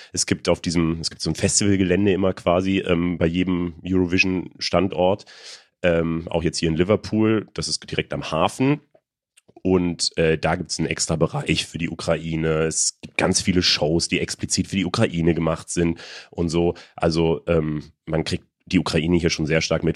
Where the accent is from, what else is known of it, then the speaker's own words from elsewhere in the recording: Germany; als Deutsche